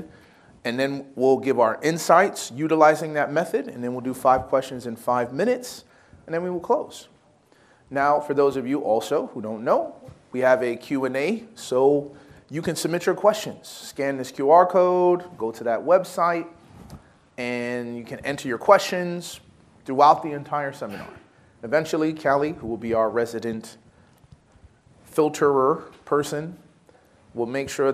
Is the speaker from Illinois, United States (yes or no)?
yes; Chicago, Illinois, United States; I'm from Chicago